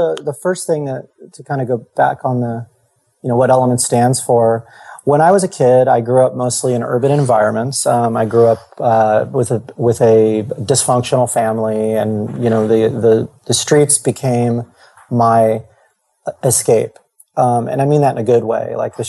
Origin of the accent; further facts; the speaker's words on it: East Coast, United States; now in California, United States; I grew up in the East Coast most of my life. My dad was in the military, so I lived all over the world.